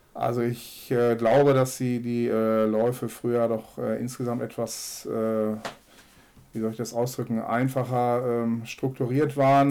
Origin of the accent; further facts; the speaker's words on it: Herzebrock-Clarholz, North Rhine-Westphalia, Germany; moved away as an adult; now in Münster, Germany; Ich bin äh, gebürtig aus Herzebrock-Klarholz